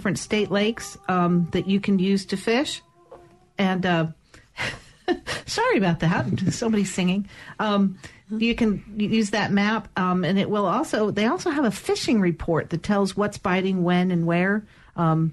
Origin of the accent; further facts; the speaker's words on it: Connecticut, United States; now in Mississippi, United States; I'm originally from Connecticut